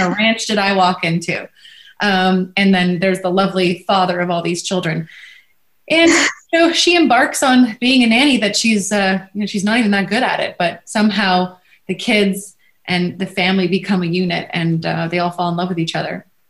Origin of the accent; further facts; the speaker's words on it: Los Angeles, California, United States; I'm from the Valley. I'm a Valley girl from born and raised